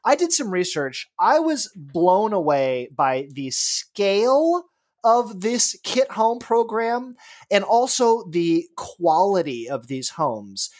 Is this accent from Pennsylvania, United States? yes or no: no; Los Angeles, California, United States; moved away; I grew up in Los Angeles